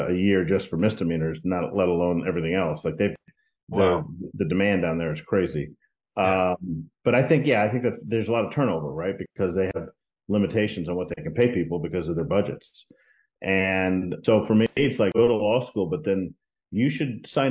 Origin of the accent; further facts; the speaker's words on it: Texas, United States; also born or lived in Washington, D.C. / Miami; now in Florida, United States; I grew up in Texas